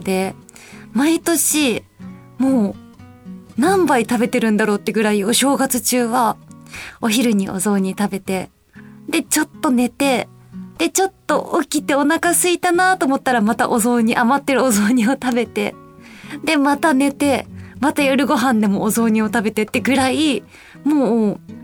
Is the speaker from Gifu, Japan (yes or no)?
no; Osaka, Japan; 私の出身が大阪なんですけど